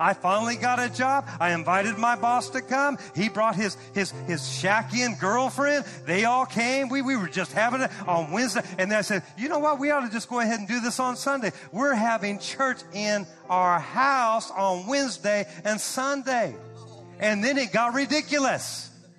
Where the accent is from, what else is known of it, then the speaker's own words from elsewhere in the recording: Santa Cruz, California, United States; moved away as an adult; also born or lived in Oklahoma; now in Fresno, United States; I grew up in the Santa Cruz area where all the hippies were.